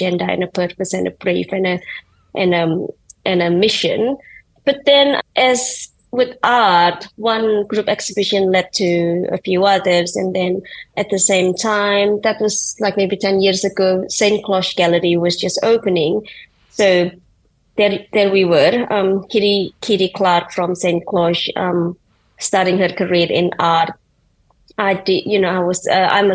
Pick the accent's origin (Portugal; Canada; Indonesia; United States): Indonesia; moved away; I grew up in Indonesia and I had very little understanding of what design is, let alone art.